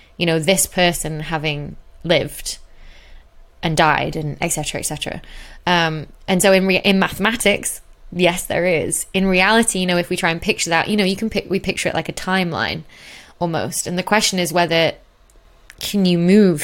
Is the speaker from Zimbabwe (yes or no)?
no; Chorley, North West England, United Kingdom; I'm from Chorley, Bolton Way, which is sort of northwest Manchester.